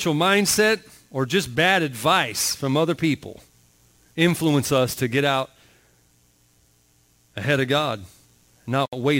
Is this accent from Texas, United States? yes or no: no; Florida, United States; I grew up in Florida. So, I mean, I was born there